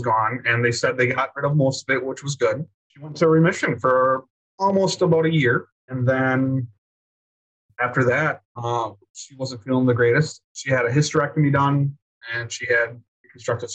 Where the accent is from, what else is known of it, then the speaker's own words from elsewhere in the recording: Wisconsin, United States; I'm from Wisconsin